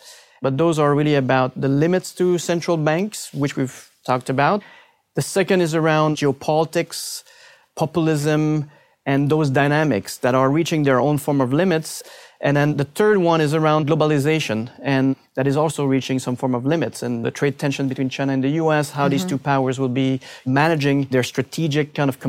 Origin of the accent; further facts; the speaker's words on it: Canada; It has to be the Canadian loonie.